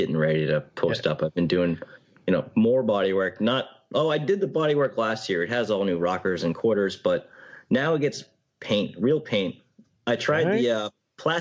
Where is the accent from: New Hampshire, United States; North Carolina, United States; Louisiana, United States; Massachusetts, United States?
New Hampshire, United States; I'm from New Hampshire